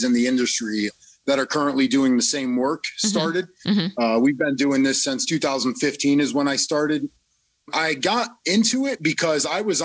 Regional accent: Connecticut, United States; also born or lived in Florida; I'm from Connecticut. I lived in Florida for a while and then back up to Connecticut

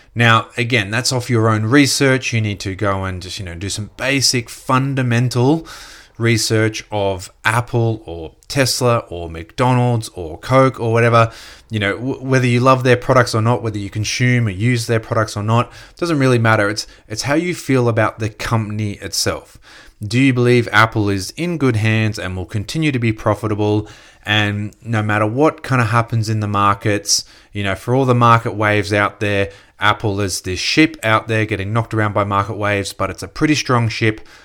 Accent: Gold Coast, Queensland, Australia; growing up on the Gold Coast

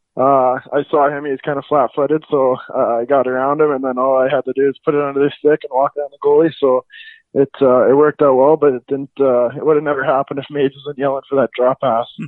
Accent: Calgary, Alberta, Canada; I'm from Calgary, Alberta.

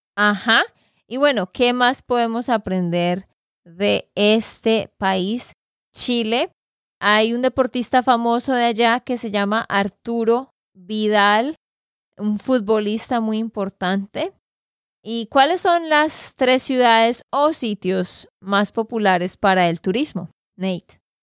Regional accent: Santander, Colombia; de Santander, Colombia

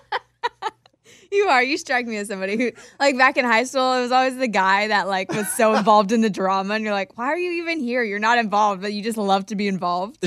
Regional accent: Wichita, Kansas, United States; a radio show in Wichita, my hometown

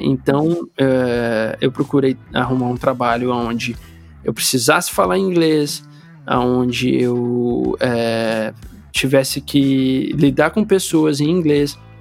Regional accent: Brazil; moved away as an adult; also born or lived in Italy; now in London, United Kingdom; ao longo dos 30 anos que eu morei no Brasil

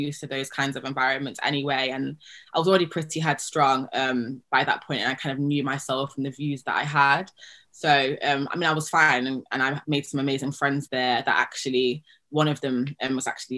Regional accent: Nottingham, East Midlands, United Kingdom; moved away as an adult; also born or lived in Cambridge; now in Hampstead, London, United Kingdom; I grew up in Nottingham, so yeah, in the East Midlands

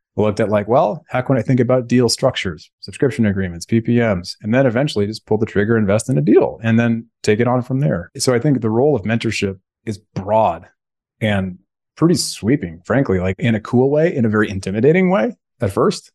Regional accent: Bay Area, California, United States; Growing up in the Bay Area, California, that's where I'm sitting right now. I live in Alameda

